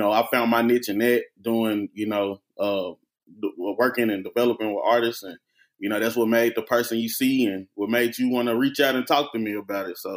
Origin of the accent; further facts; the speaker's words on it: Memphis, Tennessee, United States; moved away as an adult; also born or lived in Nashville, Tennessee / Knoxville, Tennessee; I'm from Memphis, Tennessee